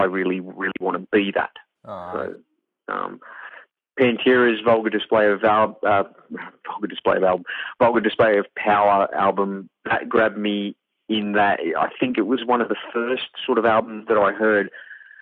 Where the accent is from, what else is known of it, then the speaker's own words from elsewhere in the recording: Wales, United Kingdom; they moved back to Wales to have me because of apartheid